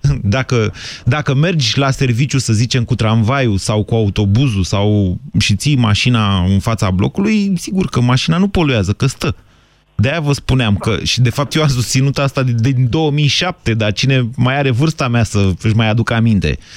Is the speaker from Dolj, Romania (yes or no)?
no; Bucharest, Romania; Din București.